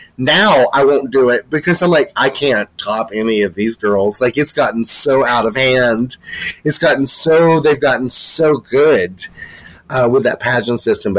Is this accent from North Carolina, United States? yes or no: yes; Asheville, North Carolina, United States; I'm from Asheville, North Carolina.